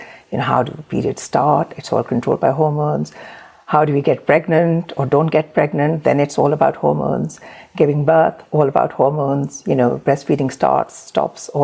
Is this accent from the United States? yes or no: no; Pakistan; moved away as an adult; also born or lived in Surrey; now in United Kingdom; I was born and raised in Pakistan.